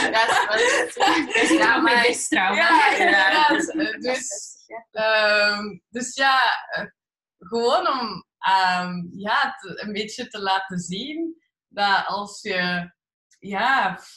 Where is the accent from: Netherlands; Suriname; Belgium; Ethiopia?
Belgium; Leuven, Flemish Brabant; born there; ik ben in Leuven geboren. Ah, oké, maar eh, waar komen uw ouders vandaan dan? En dan zeg ik, ja, allebei mijn ouders zijn Belg.